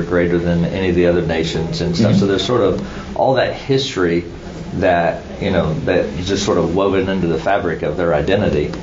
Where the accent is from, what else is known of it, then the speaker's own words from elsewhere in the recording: United States; As Americans, at least, as evangelical American Christians